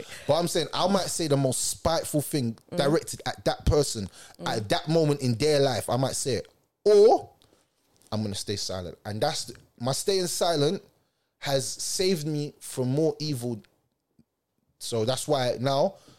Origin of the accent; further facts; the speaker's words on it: Jamaica; So things that I'll say to you will burn your skin because I'm Jamaican and I've got that fire in my belly